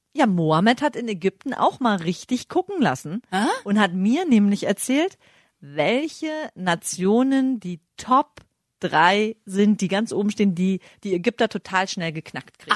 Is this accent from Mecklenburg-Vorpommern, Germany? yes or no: yes; Greifswald, Mecklenburg-Vorpommern, Germany; ich komme ja aus Greifswald